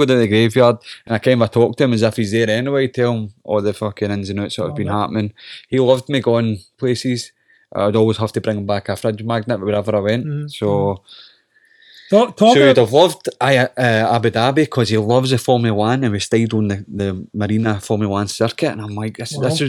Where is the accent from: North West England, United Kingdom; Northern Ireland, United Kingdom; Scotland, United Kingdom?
Scotland, United Kingdom; accent: Scottish; It always comes down to your Scottish accent, though. See, try to, like, cut a promo or act being Scottish and my stupid accent.